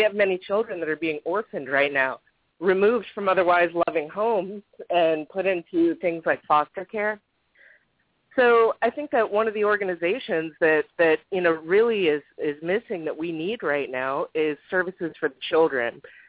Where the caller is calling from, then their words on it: Florida, United States; I'm calling from Florida.